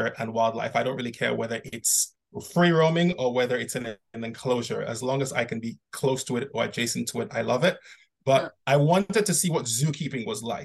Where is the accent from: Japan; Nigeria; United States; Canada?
Nigeria; I grew up in Nigeria